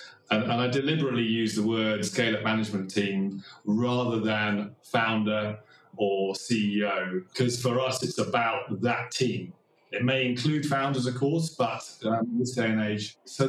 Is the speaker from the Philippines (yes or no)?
no; Kenya; born there; also born or lived in Nigeria / Thailand / Australia / Sweden; I was born in Kenya. I lived in Nigeria, Thailand, Australia, Sweden.